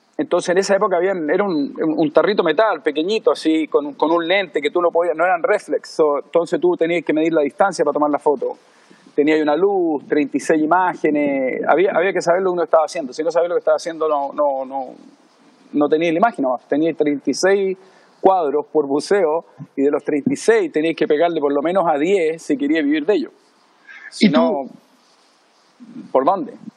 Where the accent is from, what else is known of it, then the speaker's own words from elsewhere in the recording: Chile; moved away as an adult; also born or lived in Miami / Los Angeles / South Africa / Europe; now in Maui, United States; Yo me fui de Chile por ahí por el 90 y creo que el 93 o 94.